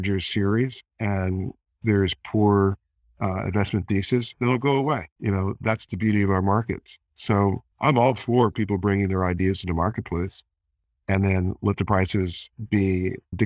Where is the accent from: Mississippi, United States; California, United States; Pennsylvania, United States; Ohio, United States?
Pennsylvania, United States; Philadelphia; my hometown, Philadelphia